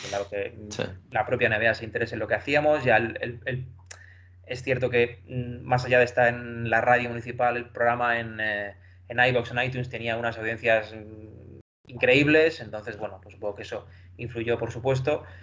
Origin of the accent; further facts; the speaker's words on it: Ciudad Real, Castilla-La Mancha, Spain; moved away as an adult; now in Madrid, Spain; yo soy de Ciudad Real, me tuve que venir aquí a Madrid a estudiar